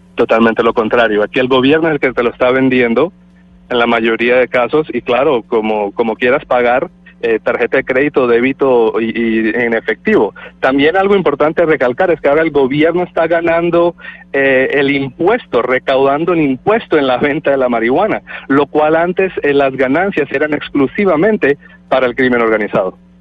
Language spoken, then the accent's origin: Spanish; Colombia; now in Canada; soy colombiano, nacido en Colombia, vivo en Canadá hace ah, muchísimos